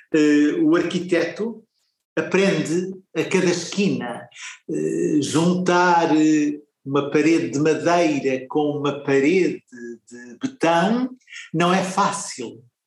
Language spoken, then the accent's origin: Portuguese; Mozambique; moved away; nasci muito longe daqui, num lugar onde o vento sopra de outra maneira. Na minha terra ganhei a noção que tenho do espaço, da terra, do mar, do verde